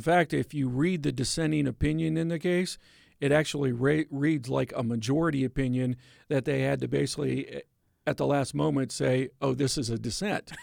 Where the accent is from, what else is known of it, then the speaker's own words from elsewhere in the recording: Pennsylvania, United States; Pennsylvania, my home state